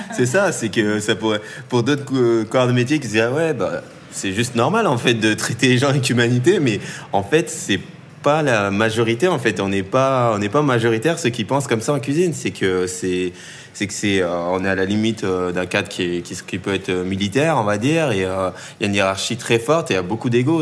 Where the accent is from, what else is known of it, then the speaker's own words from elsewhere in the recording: Tournan-en-Brie, Île-de-France, France; j'ai grandi euh, dans le 77, en Seine-et-Marne, dans, une petite ville qui s'appelle euh, Tournant-en-Brie